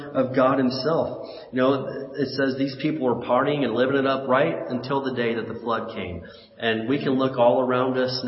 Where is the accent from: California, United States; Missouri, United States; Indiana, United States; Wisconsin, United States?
Indiana, United States; when I was a kid growing up in Indiana